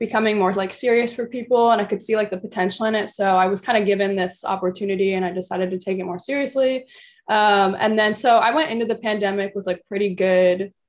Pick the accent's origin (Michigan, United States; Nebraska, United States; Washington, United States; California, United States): Washington, United States; Seattle; I grew up in Seattle, Washington. That's where I'm currently back